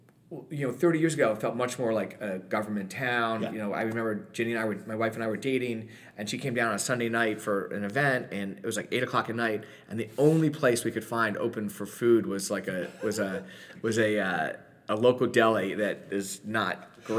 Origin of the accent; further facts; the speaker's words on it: New York City, New York, United States; moved away as an adult; now in Washington, D.C., United States; we grew up in New York City, and I chose Washington.